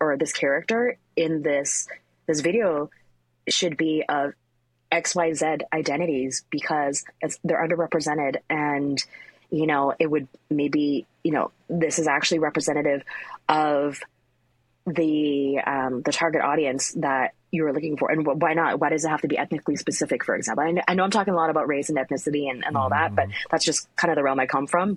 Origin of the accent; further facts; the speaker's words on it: Richmond, British Columbia, Canada; I grew up in Richmond, it's an Asian enclave